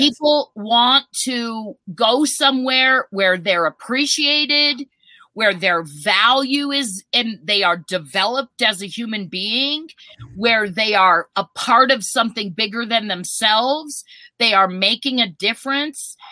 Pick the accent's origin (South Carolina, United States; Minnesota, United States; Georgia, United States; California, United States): Minnesota, United States; now in Colorado, United States; I was born in Minnesota.